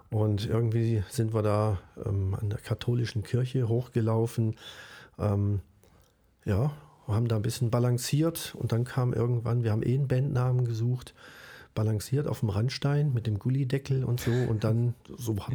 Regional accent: Düsseldorf, North Rhine-Westphalia, Germany; Äh, als Düsseldorfer, da redet man Hochdeutsch, also platt haben wir auch nicht gesprochen, aber Hochdeutsch. Und hier im Schwarzwald, ich habe fast nichts verstanden.

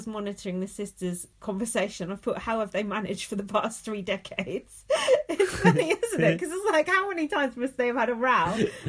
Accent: London, United Kingdom; Anyway, I'm from Uptown London, so don't mess with me.

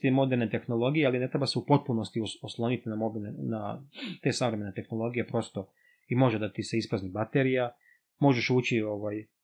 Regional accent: Serbia; kod nas u Srbiji

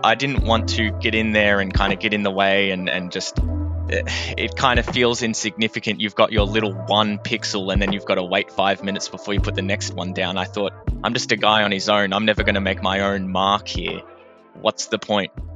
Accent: Melbourne, Victoria, Australia; I am a creative from Melbourne.

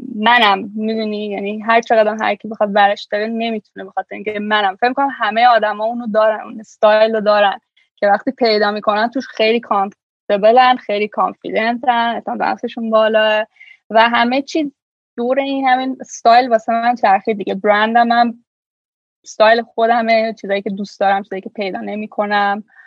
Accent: Iran; moved away as an adult; now in Toronto, Canada; ایران به دنیا آمدم ایران بزرگ شدم و خیلی سن بالایی یعنی سن خیلی دیر از ایران اومدم بیرون

